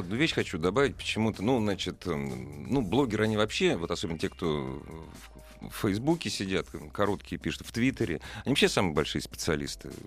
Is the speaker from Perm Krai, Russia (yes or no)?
no; Moscow, Russia; я же коренной москвич